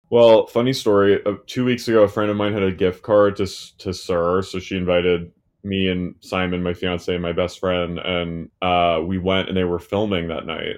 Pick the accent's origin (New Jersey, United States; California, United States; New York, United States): New Jersey, United States; I'm from New Jersey